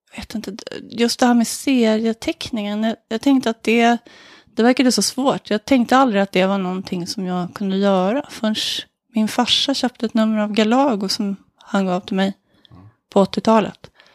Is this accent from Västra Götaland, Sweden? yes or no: no; Solna, Stockholm County, Sweden; I Råsunda i Solna